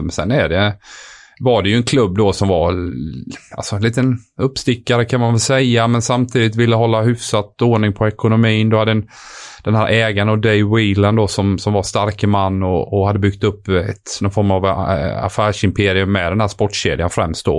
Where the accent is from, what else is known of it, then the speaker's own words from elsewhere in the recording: Sweden; moved away as an adult; also born or lived in France / England; som svensk kille